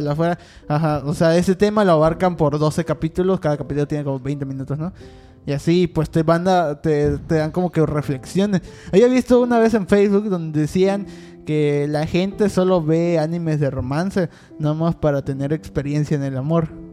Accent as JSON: {"language": "Spanish", "country": "Mexico", "said": "hay que apoyar como mexicanos"}